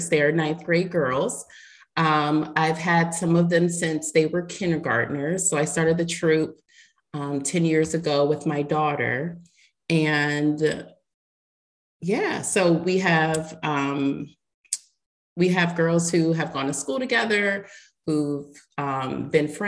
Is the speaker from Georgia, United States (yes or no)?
no; Tampa, Florida, United States; Thank you. Um, so … I am from Tampa, Florida, and I am a troop leader in Girl Scouts of West Central Florida.